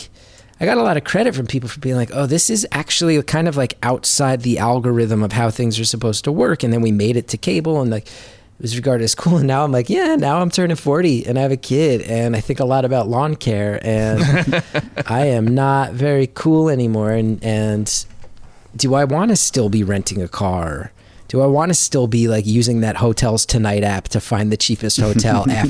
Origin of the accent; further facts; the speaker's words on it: Northern New Jersey, United States; Northern New Jersey. And I'm like extremely proud